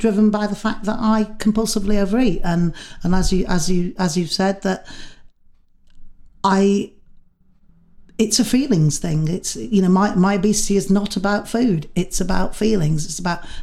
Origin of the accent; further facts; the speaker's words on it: Manchester, North West England, United Kingdom; moved away as an adult; I'd come from Manchester